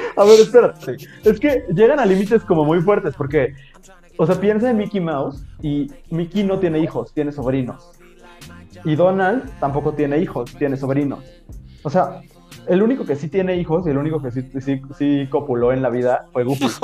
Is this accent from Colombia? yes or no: no; Mexico